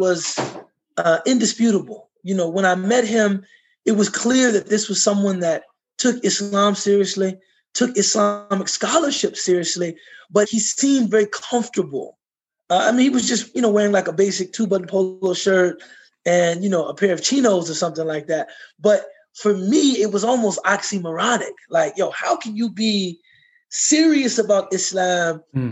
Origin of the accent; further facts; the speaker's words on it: United States; I was from America